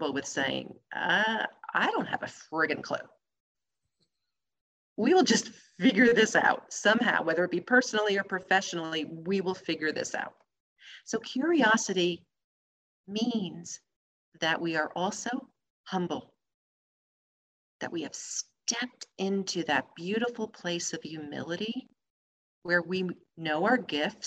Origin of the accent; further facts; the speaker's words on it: New Jersey, United States; I'm from New Jersey